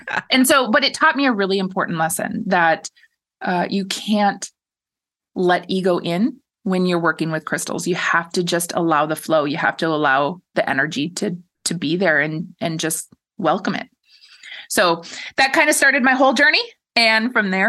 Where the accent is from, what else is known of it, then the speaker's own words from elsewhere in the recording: Minnesota, United States; moved away; I'm originally from Minnesota. I grew up a rock hound